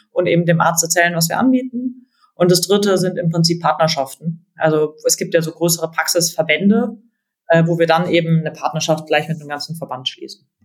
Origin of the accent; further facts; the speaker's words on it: Freiburg, Baden-Württemberg, Germany; also born or lived in Berlin; now in Munich, Germany; ich komme aus Freiburg, meine Familie sind alle Ärzte